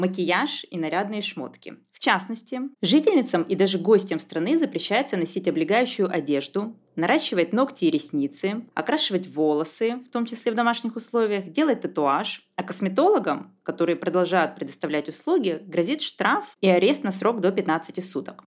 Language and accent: Russian; southern Russia, Russia; accent: southern; я говорю с южным известным акцентом.